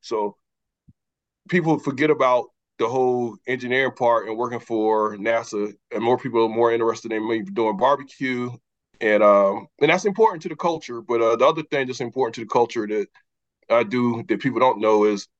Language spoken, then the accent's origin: English; Manning, South Carolina, United States; moved away as an adult; also born or lived in Duke University, North Carolina; we're from Clarendon County, Paxville, one of the most significant areas in South Carolina in terms of history and culture.